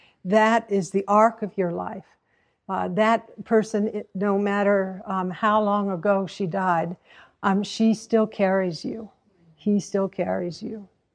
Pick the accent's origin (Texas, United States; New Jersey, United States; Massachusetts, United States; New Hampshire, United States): New Hampshire, United States; Hanover; born there; So I was born in 1942 in Mary Hitchcock Hospital in Hanover, New Hampshire.